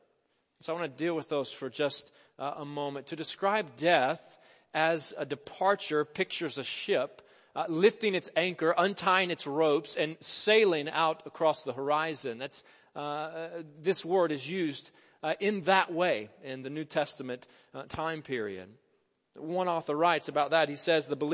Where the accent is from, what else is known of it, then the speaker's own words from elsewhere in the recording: Jonesboro, Arkansas, United States; my hometown of Jonesboro, Arkansas